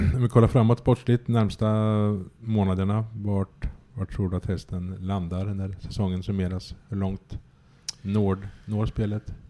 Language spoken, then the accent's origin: Swedish; Östergötland, Sweden; som östgöte